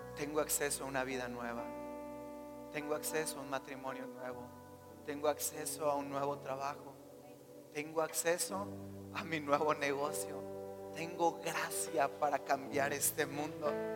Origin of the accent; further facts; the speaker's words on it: Mexico; Creo que somos mexicanos